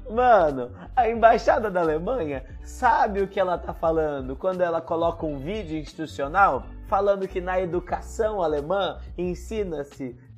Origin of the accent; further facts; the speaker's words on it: Palmeira do Oeste, São Paulo, Brazil; born there; porque eu que nasci em Palmeira do Oeste, no interior de São